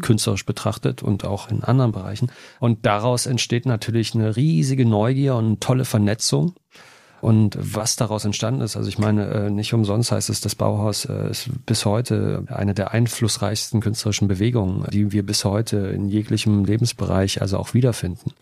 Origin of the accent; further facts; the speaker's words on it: Jena, Thuringia, Germany; Ich bin in Jena groß geworden